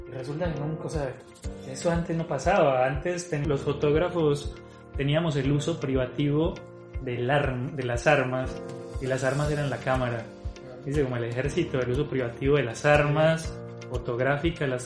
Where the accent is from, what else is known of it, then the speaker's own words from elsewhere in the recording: Colombia; now in Brazil; Yo salí de Colombia hace 13 años y he habitado eh, Brasil un montón durante los últimos 10 años